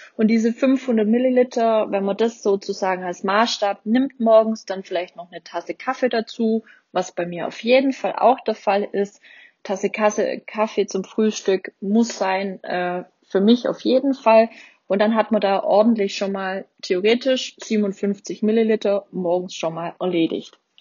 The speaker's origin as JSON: {"language": "German", "region": "Baden-Württemberg", "country": "Germany", "said": "bei uns in Baden-Württemberg"}